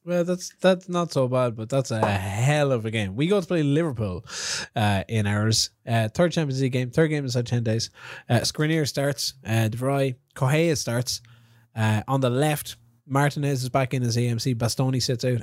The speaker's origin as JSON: {"language": "English", "town": "Kilkenny", "region": "Leinster", "country": "Ireland", "said": "I'm from Kilkenny"}